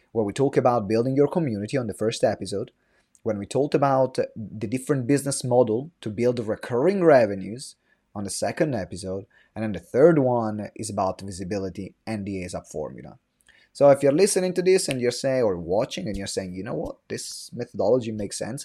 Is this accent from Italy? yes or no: yes; Italy; English is a second language; moved away as an adult; now in London, United Kingdom; I'm from Italy. I moved to London when I was twenty.